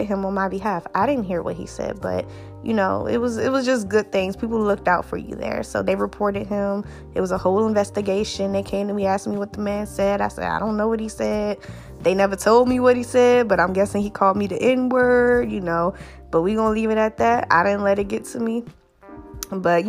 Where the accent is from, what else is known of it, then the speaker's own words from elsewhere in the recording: Washington, District of Columbia, United States; also born or lived in Georgia; moved back to my hometown in Washington, D.C.